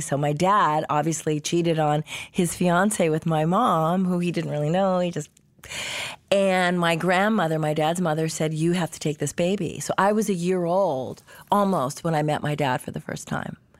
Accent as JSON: {"language": "English", "town": "Los Angeles", "region": "California", "country": "United States", "tie": "born or raised there", "also_born_or_lived": "Canada", "said": "I grew up free range in Hollywood."}